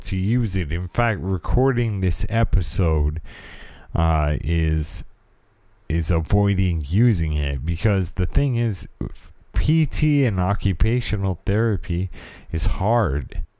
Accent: California, United States; I am from California and I was raised in the eighties

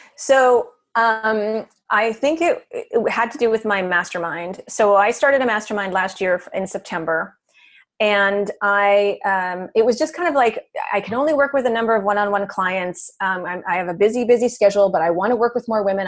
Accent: Canada; moved away as an adult; now in New York City, United States; I'm originally from Canada

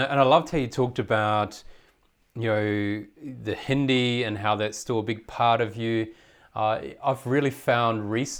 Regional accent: New Zealand; where I grew up in New Zealand.

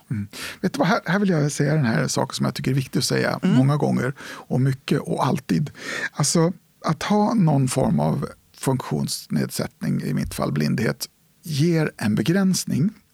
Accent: Stockholm, Stockholm County, Sweden; also born or lived in Nyköping; hade vi en lägenhet på vid Stora mossen ungefär, västerort i Stockholm.

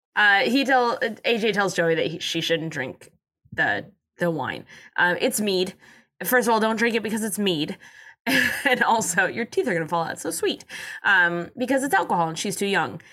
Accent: San Diego, California, United States; I'm from San Diego.

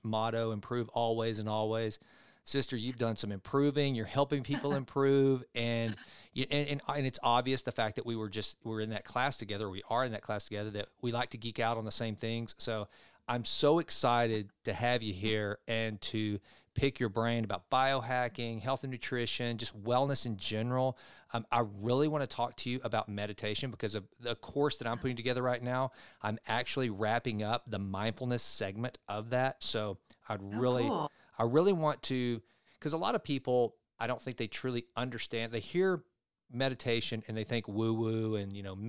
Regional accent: East Texas, United States; accent: East Texan; my East Texan accent

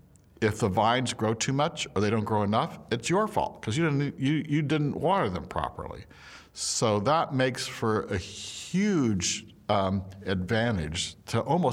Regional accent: Napa, California, United States; I was like, you're kidding. I'm from Napa, where you would never consider doing that.

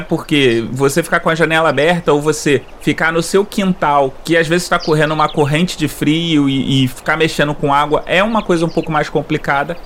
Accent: Rio de Janeiro, Brazil; accent: carioca; eu sou carioca

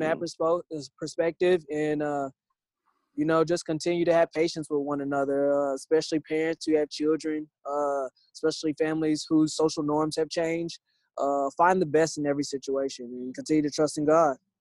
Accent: Indianapolis, Indiana, United States; growing up in Indianapolis

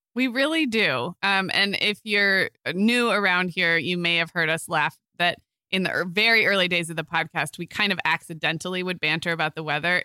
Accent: Santa Barbara, California, United States; also born or lived in Arizona; now in Orange County, United States; where I grew up in Santa Barbara

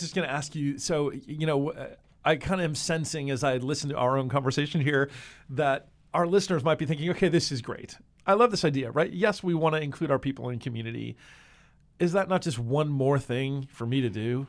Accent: New Jersey, United States; moved away; I grew up in the Northeast in uh, New Jersey

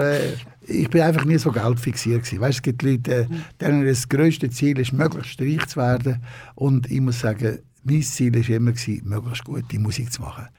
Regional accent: Lenzburg, Aargau, Switzerland; now in Frauenfeld, Switzerland; In Lenzburg bin ich in die Primarschule gegangen und in die Bezirksschule

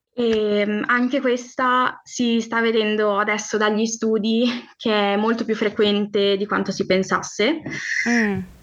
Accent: Friuli-Venezia Giulia, Italy; sono del Friuli, Venezia Giulia

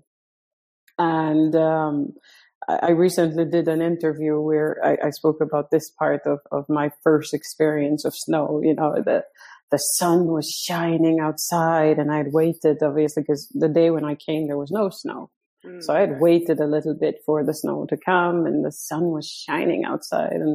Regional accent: Montego Bay, Saint James, Jamaica; moved away as an adult; also born or lived in Selfoss, Iceland; now in Iceland; I was born and raised in Montego Bay, Jamaica, which is like the tourist capital of Jamaica

